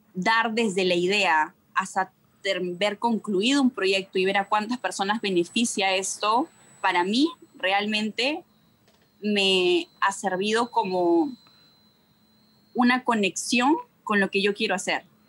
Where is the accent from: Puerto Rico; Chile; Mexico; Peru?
Peru; estoy hablando como sociedad peruana